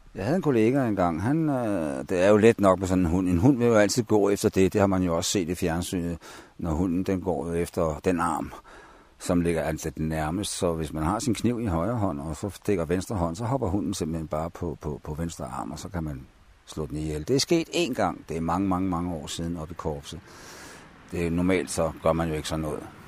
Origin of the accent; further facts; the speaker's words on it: Copenhagen, Capital Region of Denmark, Denmark; moved away as an adult; jeg er født i København i 1944 på Rigshospitalet og boede de første 21 år i København